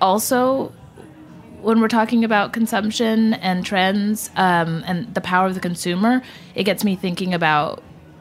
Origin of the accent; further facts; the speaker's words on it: Trophy Club, Texas, United States; moved away as an adult; also born or lived in Detroit, Michigan; now in New York, United States; I was born in Detroit and grew up in Texas in a town that very, very, very, very few people have ever heard of. So I just say Dallas-Fort Worth, but it was Trophy Club, Texas is where I was raised.